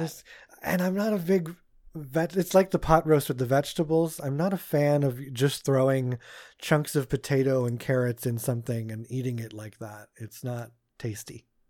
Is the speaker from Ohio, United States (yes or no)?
no; Pennsylvania, United States; growing up in Pennsylvania